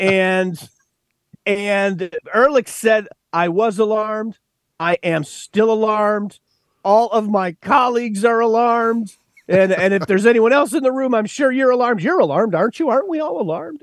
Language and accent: English; West Texas, United States; I grew up out in West Texas